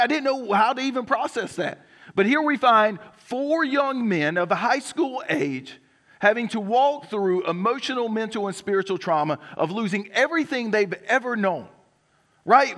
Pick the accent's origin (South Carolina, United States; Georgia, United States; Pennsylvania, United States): South Carolina, United States; Johnsonville; I'm from Johnsonville, South Carolina.